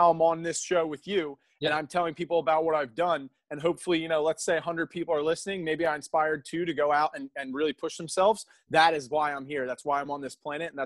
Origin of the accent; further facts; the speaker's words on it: Philadelphia, Pennsylvania, United States; also born or lived in Denver, Colorado; And I grew up here in around Philadelphia area